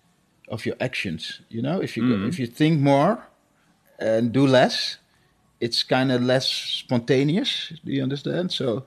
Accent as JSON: {"language": "English", "town": "Amsterdam", "region": "North Holland", "country": "Netherlands", "tie": "born or raised there", "also_born_or_lived": "Suriname", "said": "I grew up here in Amsterdam. I've been living here since 1975"}